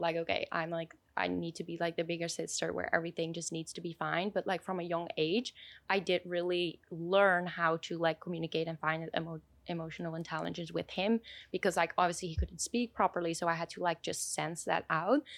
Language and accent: English; Switzerland; I was born in Switzerland